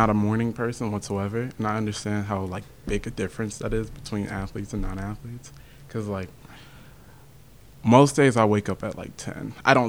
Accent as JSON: {"language": "English", "town": "Pleasant View", "region": "Tennessee", "country": "United States", "tie": "born or raised there", "also_born_or_lived": "Wilmington, Delaware", "said": "I grew up from the time I was born to like 8 years old in Delaware, more specifically like Newcastle, Wilmington area. And then after that, we moved down to like Pleasant View in like 08. And I've been in Springfield and Pleasant View ever since."}